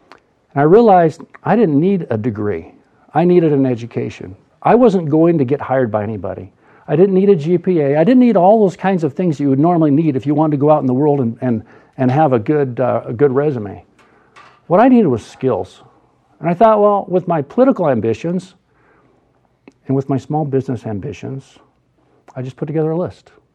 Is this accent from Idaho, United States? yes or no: yes; Boise, Idaho, United States; I was raised in Boise